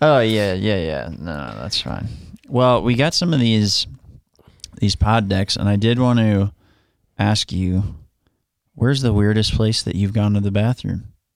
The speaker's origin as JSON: {"language": "English", "area": "Long Island", "region": "New York", "country": "United States", "moved": "yes", "lives_now": "Florida, United States", "said": "I'm from Long Island."}